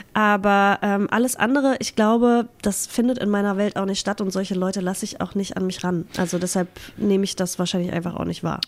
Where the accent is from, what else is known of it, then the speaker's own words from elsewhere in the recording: Halberstadt, Saxony-Anhalt, Germany; moved away; also born or lived in Berlin / Hamburg; in Halberstadt bin ich geboren. Das, also der Harz, der Hü, äh, und Halberstadt, das ist immer meine Heimat.